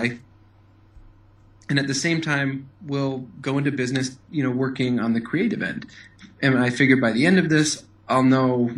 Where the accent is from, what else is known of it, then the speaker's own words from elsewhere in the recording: Madison, Wisconsin, United States; I grew up in Madison, Wisconsin, and I went to school here, grew up here